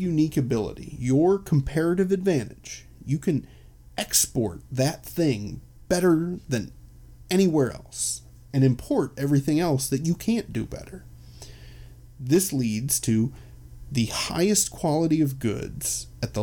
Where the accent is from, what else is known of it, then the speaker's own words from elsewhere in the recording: Chicago, Illinois, United States; I'm from Chicago